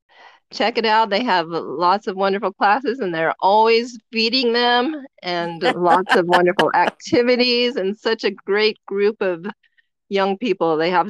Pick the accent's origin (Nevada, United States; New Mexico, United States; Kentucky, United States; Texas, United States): Nevada, United States; moved away as an adult; also born or lived in Las Vegas, Nevada / Sparks, Nevada / Sacramento, California / Pima, Arizona; now in Gila Valley, United States; I was in Las Vegas till I was 11, and then we moved to Sparks, Nevada, where I lived until I graduated.